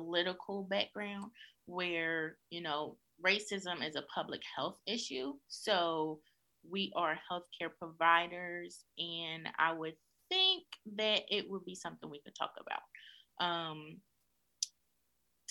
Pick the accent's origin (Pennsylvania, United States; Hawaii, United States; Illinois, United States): Pennsylvania, United States; Philadelphia; being a Black woman growing up in North Philadelphia